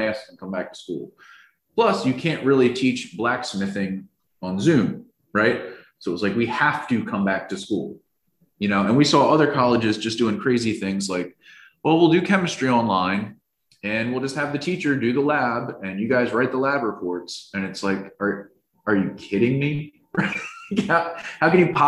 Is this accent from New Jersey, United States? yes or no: yes; New Jersey, United States; moved away; also born or lived in South Carolina; I'm from New Jersey and I went to school in South Carolina